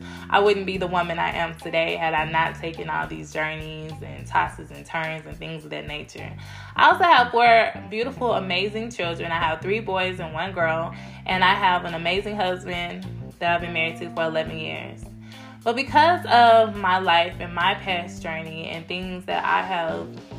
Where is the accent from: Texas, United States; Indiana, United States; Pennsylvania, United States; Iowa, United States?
Texas, United States; Cedar Hill; I grew up in Cedar Hill, Texas